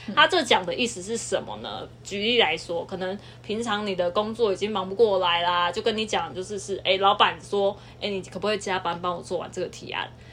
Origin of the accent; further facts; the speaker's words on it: southern Taiwan, Taiwan; 我们都是南部的人